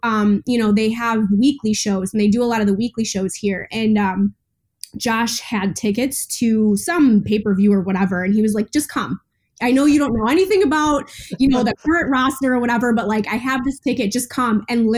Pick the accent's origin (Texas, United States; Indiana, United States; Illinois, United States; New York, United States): Illinois, United States; Chicago suburbs; I was the only girl that lived in my town growing up in the Chicago suburbs.